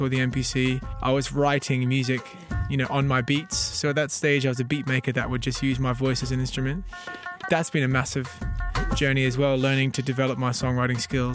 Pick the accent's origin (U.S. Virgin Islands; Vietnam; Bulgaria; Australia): Australia; also born or lived in New Zealand; now in London, United Kingdom; I am a singer and producer originally from New Zealand that grew up in Australia, now living in London